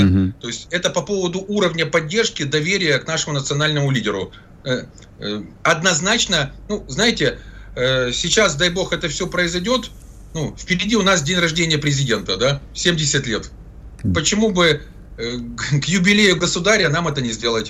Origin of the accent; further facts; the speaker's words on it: Zaporizhzhia, Zaporizhzhia Oblast, Ukraine; moved away; достаточно близко к моей малой родине, временно оккупированному э, городу Запорожью